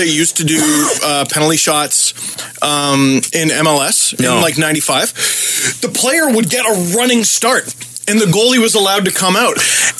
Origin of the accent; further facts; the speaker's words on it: Toronto, Ontario, Canada; we're all from Toronto.